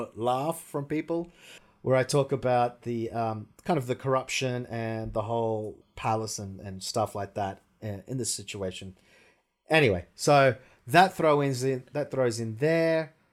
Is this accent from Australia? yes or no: yes; Australia; moved away as an adult; now in Russia; I'm from Australia